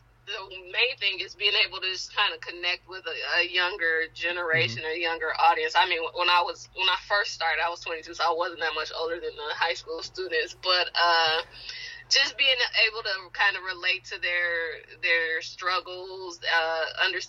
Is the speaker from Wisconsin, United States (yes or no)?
yes; Wisconsin, United States; born or raised there; moved away as an adult; also born or lived in Miami, Florida / Norman, Oklahoma; now in Knoxville, United States